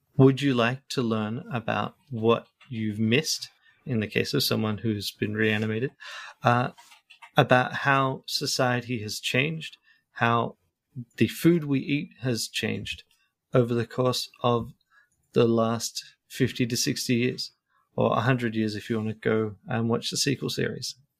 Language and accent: English; Australia; now in Sweden; I'm an Australian who is living in Sweden.